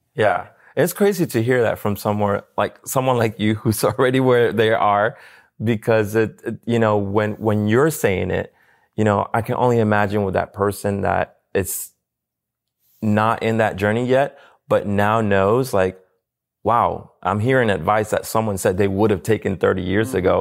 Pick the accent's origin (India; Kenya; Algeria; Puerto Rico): Puerto Rico; moved away; I'm from Puerto Rico.